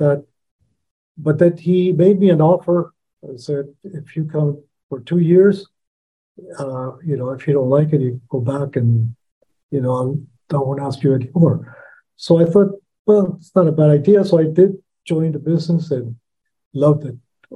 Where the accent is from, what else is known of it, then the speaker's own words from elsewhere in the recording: El Salvador; now in United States; And I was born in El Salvador, but because of my mom was able to eventually immigrate into the U.S. After El Salvador had a civil war in the 70s. So I've been here from 1982 on.